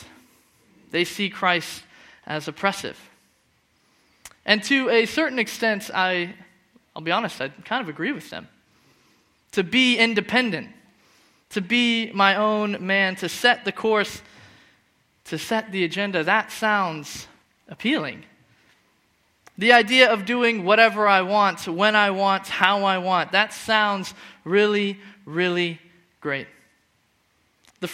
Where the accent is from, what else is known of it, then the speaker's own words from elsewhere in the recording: Phoenix, Arizona, United States; moved away as an adult; now in Scotland; I'm from Phoenix, where the weather's really hot instead of really cold, and the sun's always out